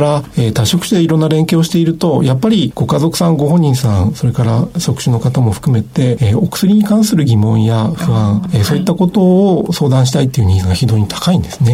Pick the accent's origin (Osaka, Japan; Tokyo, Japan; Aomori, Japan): Aomori, Japan; Hachinohe; moved away as an adult; also born or lived in Hokkaido / Kansai; 家庭医として北海道や関西で診療して、2010年に地元に戻って開業したわけですけれども、まあ、八戸市も